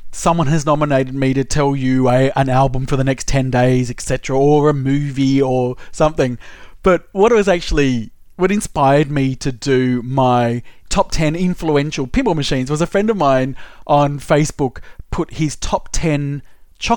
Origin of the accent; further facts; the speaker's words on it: Sydney, New South Wales, Australia; now in Melbourne, Australia; I grew up in Sydney, so I used to go to Luna Park every school holidays